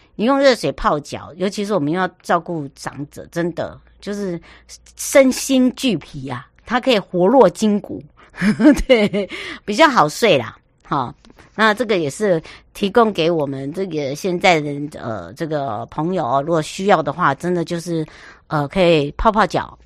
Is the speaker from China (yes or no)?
no; Taiwan; 我的故乡花东纵谷